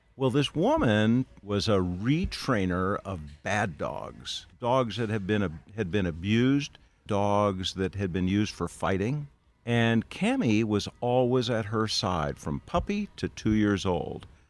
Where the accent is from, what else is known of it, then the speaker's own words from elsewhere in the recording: Minnesota, United States; a bunch of other kids from my hometown in Minnesota